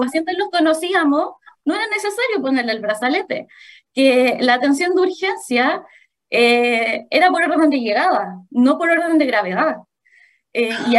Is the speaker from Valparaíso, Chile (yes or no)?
no; Santiago, Santiago Metropolitan Region, Chile; moved away as an adult; also born or lived in Maule Region; yo soy de Santiago, pero por temas de preferencia personal, empecé a trabajar eh, en la séptima región